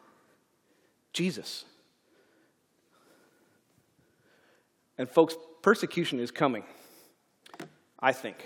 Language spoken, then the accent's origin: English; Canada; moved away; my home country